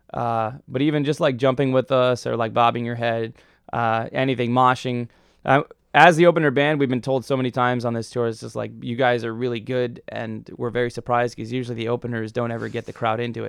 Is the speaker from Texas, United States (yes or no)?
no; Detroit, Michigan, United States; moved away; I'm from Detroit